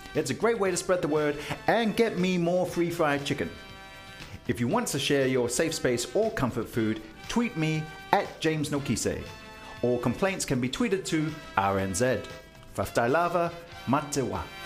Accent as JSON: {"language": "English", "country": "New Zealand", "said": "I'm a Kiwi male"}